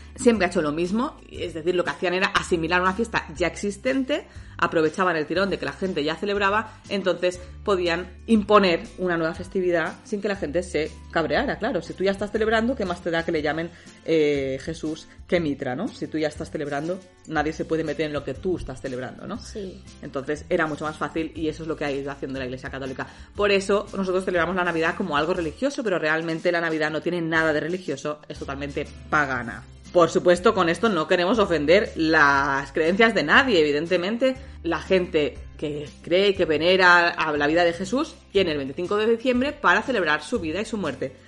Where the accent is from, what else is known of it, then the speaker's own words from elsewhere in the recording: Catalonia, Spain; yo soy catalana, de, bueno, es que nací aquí, siempre he vivido aquí